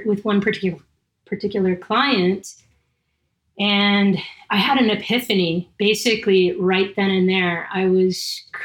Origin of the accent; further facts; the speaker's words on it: Southern California, United States; I'm from Southern California.